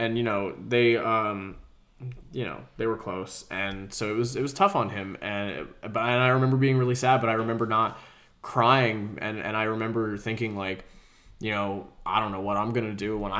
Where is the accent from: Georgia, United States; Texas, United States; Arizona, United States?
Georgia, United States; also born or lived in New Jersey; when we moved from New Jersey to Georgia